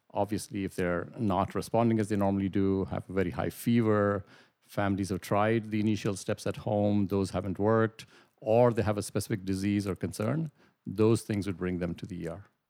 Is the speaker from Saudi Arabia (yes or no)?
no; India; moved away as an adult; also born or lived in Middle East / United Kingdom; now in Brantford, Canada; I'm originally from India, did my medical school training in India